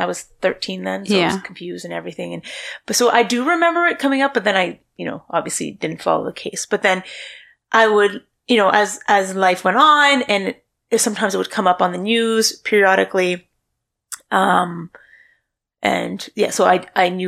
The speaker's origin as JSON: {"language": "English", "town": "Sudbury", "region": "Ontario", "country": "Canada", "tie": "born or raised there", "also_born_or_lived": "Manitoulin Island", "said": "my hometown of Sudbury. Yeah, technically I'm from the greater city of Sudbury, and I'm from a town just outside of Sudbury"}